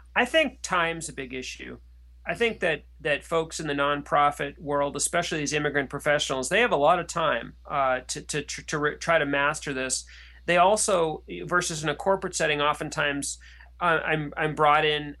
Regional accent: United States; also born or lived in France; as an American

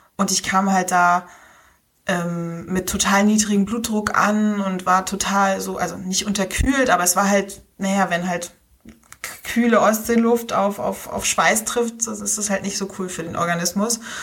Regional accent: Rostock, Mecklenburg-Vorpommern, Germany; accent: North German; moved away as an adult; also born or lived in Hamburg / Berlin; wie man schon hört, komme ich aus Norddeutschland. Ich äh, wohne seit April wieder in Rostock in meiner Heimatstadt

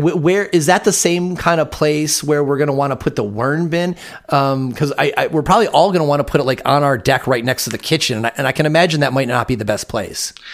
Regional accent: Michigan, United States; now in Vashon Island, United States; I'm from Michigan, even though I live on Vashon Island in Washington now

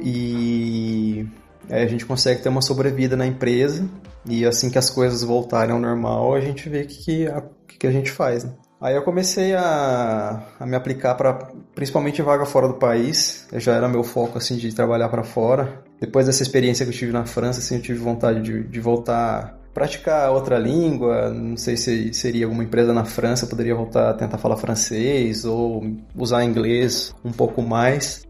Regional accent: Campinas, São Paulo, Brazil; moved away as an adult; now in Italy; Eu sou de Campinas e quando eu estava no, na oitava série, eu decidi prestar um vestibulinho para o Colégio Técnico da Unicamp

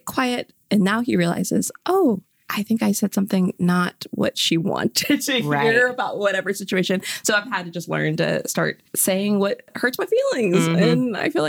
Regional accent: Waco, Texas, United States; moved away as an adult; now in Tulsa, United States; I am originally from Waco, Texas

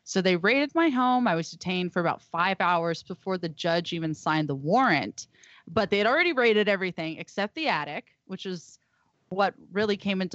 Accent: Texas, United States; moved away; also born or lived in Humboldt County, California; I was raised in Texas

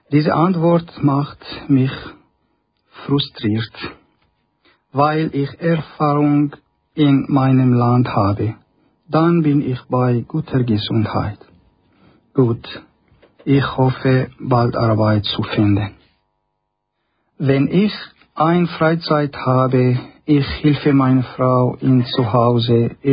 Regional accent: Syria; German is a second language; now in Nussbaumen, Switzerland; Ich komme aus Syrien.

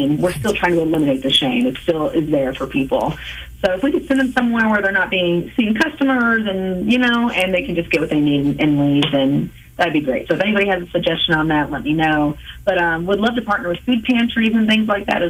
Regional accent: Oak Grove, Missouri, United States; also born or lived in Whiteman Air Force Base, Missouri; now in Kansas City, United States; Hoy Supply in my hometown of Oak Grove, which I love because, you know, I just think back to myself as a kid in Oak Grove

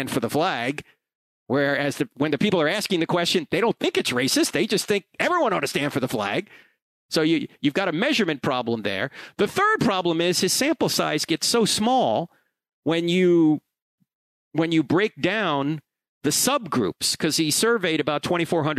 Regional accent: New Jersey, United States; I grew up in New Jersey

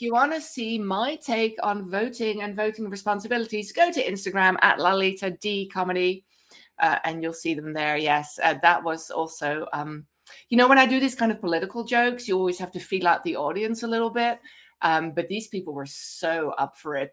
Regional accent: Netherlands; accent: Dutch; moved away; my cute Dutch accent

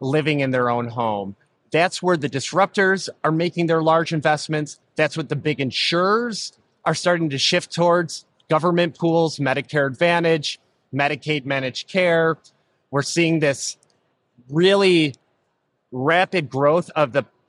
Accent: Rochester, New York, United States; I was born and raised in Rochester, New York

